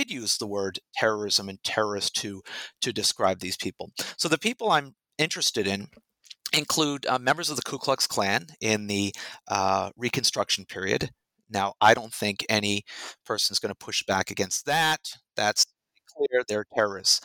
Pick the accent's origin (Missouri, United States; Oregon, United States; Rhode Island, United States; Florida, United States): Rhode Island, United States; moved away as an adult; also born or lived in Massachusetts / New York State; now in Texas, United States; I'm not from Texas. I grew up in Rhode Island in the Northeast